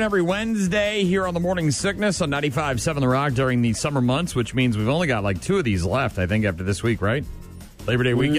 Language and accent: English; East Coast, United States; now in Wisconsin, United States; where I grew up on the East Coast